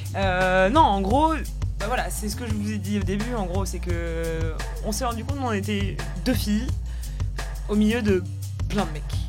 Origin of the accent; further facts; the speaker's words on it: Paris, Île-de-France, France; nous on est à Paris parce que parce que parce qu'on est parisien parce qu'on a notre famille ici aussi